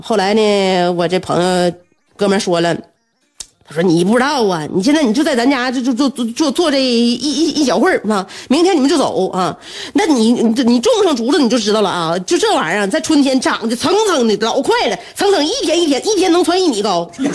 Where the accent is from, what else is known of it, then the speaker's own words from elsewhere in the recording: Northeast China, China; 过瘾就是我们东北人追求的最高境界